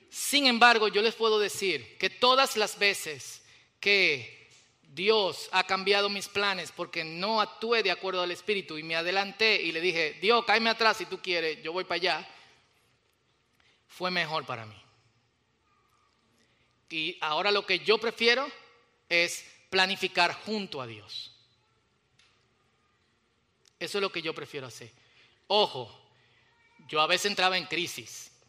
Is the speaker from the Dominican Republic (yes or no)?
yes; Dominican Republic; Y ustedes saben que como los dominicanos, cada vez que nos movemos a otro país, de una vez adoptamos el acento